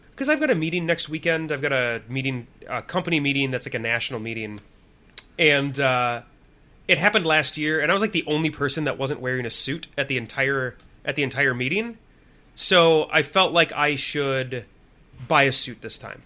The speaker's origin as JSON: {"language": "English", "region": "Illinois", "country": "United States", "tie": "born or raised there", "moved": "yes", "lives_now": "Minnesota, United States", "said": "in Illinois where we grew up."}